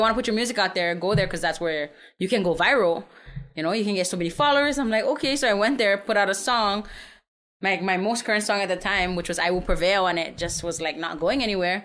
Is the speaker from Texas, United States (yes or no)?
yes; San Antonio, Texas, United States; also born or lived in Saipan; I'm from Saipan. I grew up in San Antonio, uh, born and raised